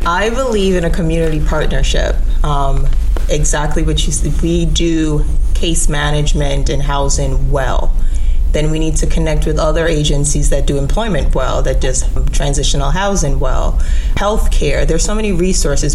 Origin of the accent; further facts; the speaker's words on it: Jamaica; also born or lived in New York; now in Orlando, United States; So I'm originally from Jamaica.